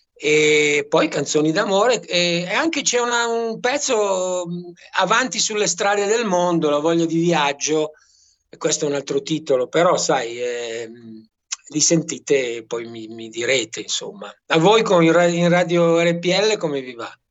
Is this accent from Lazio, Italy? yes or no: no; Brianza, Lombardy, Italy; moved away as an adult; also born or lived in Milan / Maremma; now in Roccastrada, Italy; io sono un brianzolo che poi è stato adottato a Milano e adesso sono adottato qui in Maremma